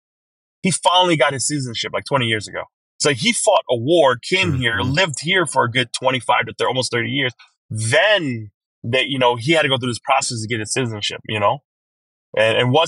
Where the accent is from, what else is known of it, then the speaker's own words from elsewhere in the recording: Wisconsin, United States; moved away as an adult; also born or lived in Ban Vinai refugee camp, Thailand / St. Paul, Minnesota; now in Twin Cities, United States; I grew up in Wisconsin. I did my middle school, high school years there, did my college years there, and then moved up to the Twin Cities like 12 years ago